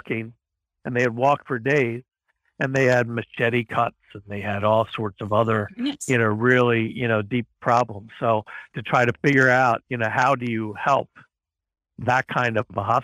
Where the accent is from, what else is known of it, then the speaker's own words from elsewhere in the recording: Baltimore, Maryland, United States; moved away as an adult; also born or lived in Ethiopia / United Arab Emirates; back in my hometown is Johns Hopkins University, Johns Hopkins Medicine